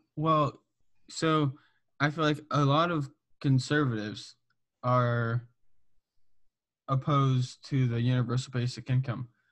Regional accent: Southern California, United States; I'm from Southern California

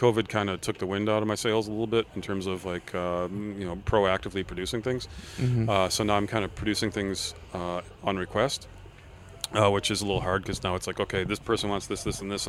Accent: United States; And I have to use Imperial because I'm American, right?

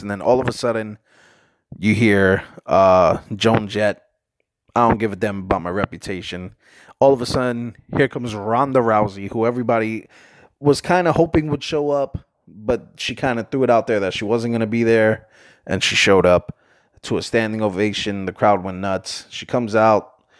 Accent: New York, United States; I'm from New York

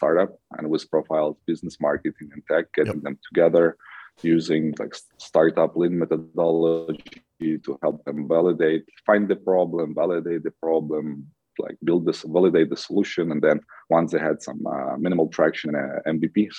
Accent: Western Ukraine, Ukraine; also born or lived in New York / Canada; now in Kyiv, Ukraine; I was born and raised in the west of Ukraine

